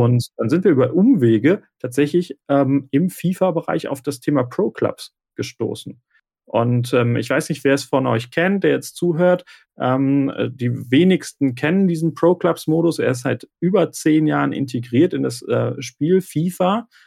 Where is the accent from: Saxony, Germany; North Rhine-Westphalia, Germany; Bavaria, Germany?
North Rhine-Westphalia, Germany; Remscheid; komme aus Remscheid im Bergischen Land in Deutschland